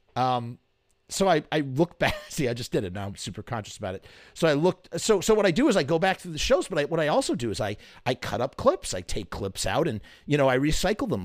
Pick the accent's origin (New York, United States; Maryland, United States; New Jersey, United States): New York, United States; as a New Yorker